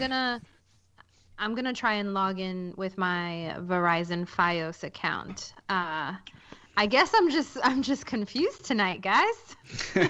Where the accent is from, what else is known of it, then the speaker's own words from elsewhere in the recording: New York City, New York, United States; I'm from Queens